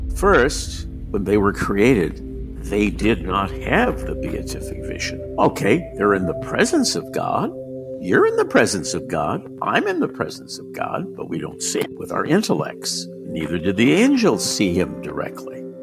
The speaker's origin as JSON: {"language": "English", "town": "San Francisco", "region": "California", "country": "United States", "tie": "born or raised there", "also_born_or_lived": "Rome", "moved": "as an adult", "said": "born and raised in San Francisco"}